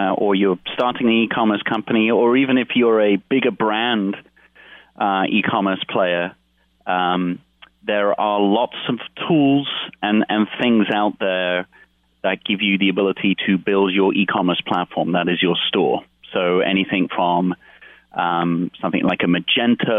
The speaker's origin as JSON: {"language": "English", "country": "United Kingdom", "moved": "yes", "said": "part being British"}